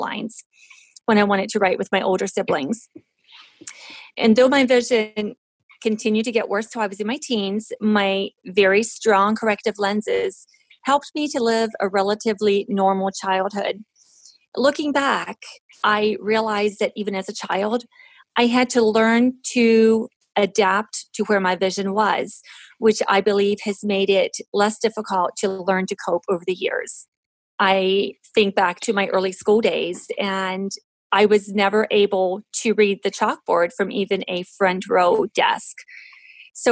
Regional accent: Western Maryland, United States; I was born in Western Maryland, and I was child number 6 in a family of 8 children

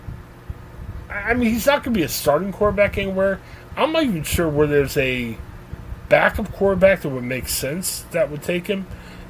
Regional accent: Ohio, United States; we're guys originally from Ohio

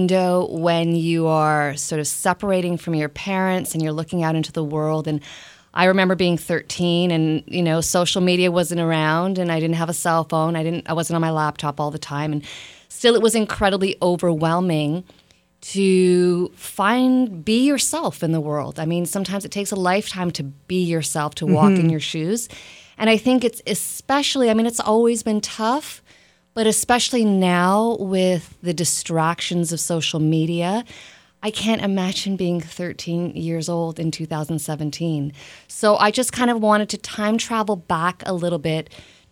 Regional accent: Toronto, Ontario, Canada; also born or lived in Bratislava, Slovakia; I was born in Bratislava, Slovakia, but I grew up in Toronto.

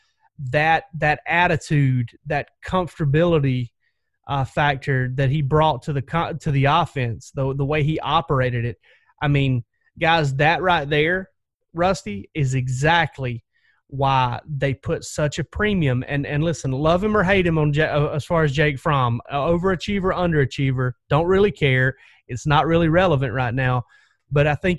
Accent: South Georgia, United States; I grew up in South Georgia just like Stetson Bennett did. I grew up about 45 minutes from Pierce County, from Blackshear, Georgia

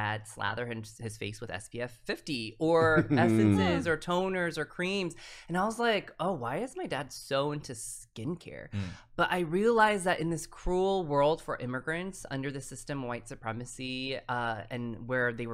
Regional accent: Colorado Springs, Colorado, United States; moved away; also born or lived in New York; growing up in Colorado Springs, Colorado, I'm from Colorado, right.

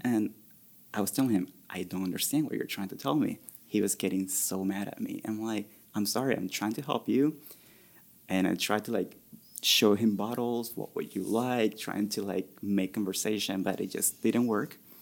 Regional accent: Venezuela; also born or lived in Orlando, Florida; now in Columbus, United States; I grew up in Venezuela, so rum is very big there

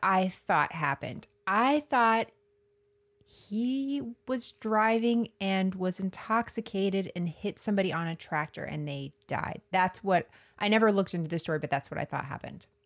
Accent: Florida, United States; I'm from Florida

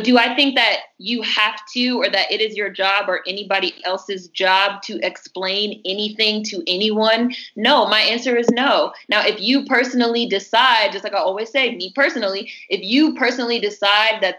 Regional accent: Washington, District of Columbia, United States; I was born and raised in Washington, D.C., which is a majority black city

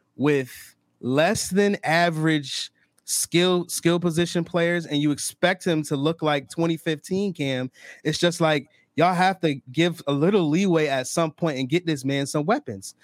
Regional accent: Rochester, New York, United States; I'm from Rochester, New York. I live in Rochester, New York

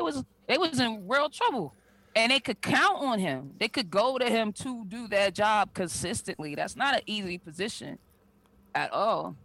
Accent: Boston, Massachusetts, United States; an area in Boston where I spent a good part of my life, Roxbury

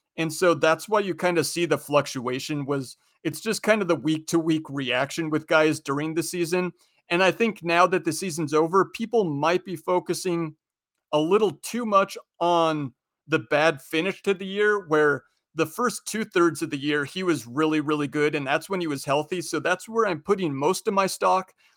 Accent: Spokane, Washington, United States; I'm from Spokane, so I, I'm a Gonzaga fan

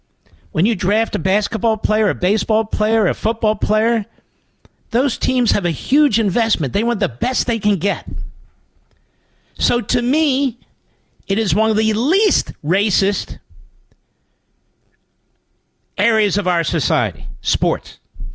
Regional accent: Philadelphia, Pennsylvania, United States; My favorite basketball player of all time was Wilt Chamberlain. I grew up in Philadelphia.

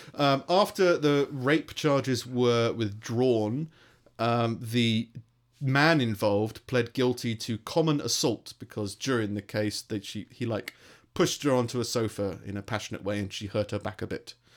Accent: London, United Kingdom; accent: London; now in Stoke, United Kingdom

